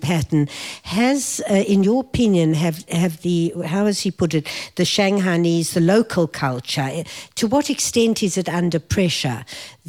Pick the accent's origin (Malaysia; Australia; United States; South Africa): South Africa; I grew up in South Africa